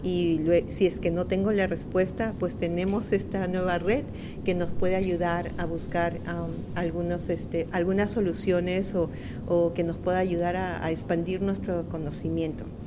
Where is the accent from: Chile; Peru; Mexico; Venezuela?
Peru; now in Connecticut, United States; Soy peruana de origen peruano